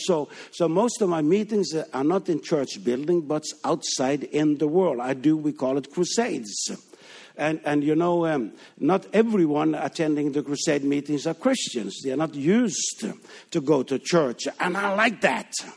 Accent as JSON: {"language": "English", "country": "Denmark", "tie": "born or raised there", "second_language": "English", "moved": "as an adult", "said": "we are born and raised in Denmark, but we left Denmark in nineteen sixty-nine."}